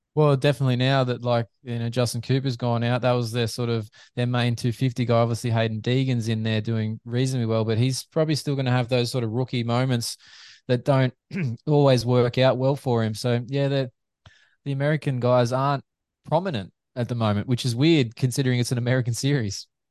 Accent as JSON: {"language": "English", "country": "Australia", "said": "Aussie fans"}